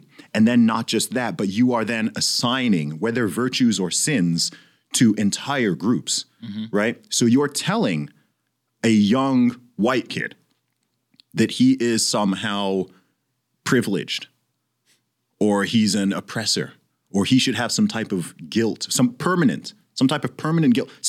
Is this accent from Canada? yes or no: no; Saudi Arabia; I mean, I grew up in Saudi Arabia, but I was like, yo, I had extremely diverse classes.